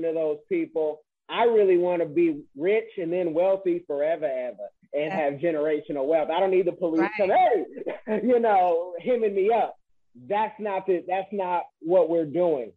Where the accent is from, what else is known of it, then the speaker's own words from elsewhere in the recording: West Coast, United States; I'm from the West